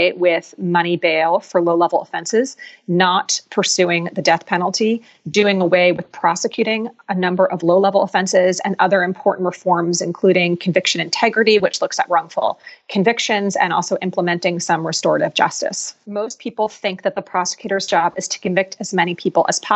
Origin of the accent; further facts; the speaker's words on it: Philadelphia, Pennsylvania, United States; Philadelphia, which is my hometown